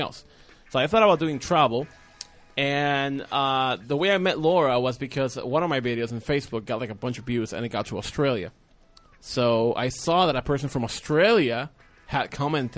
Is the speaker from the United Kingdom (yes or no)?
no; Puerto Rico; English is a second language; Puerto Rico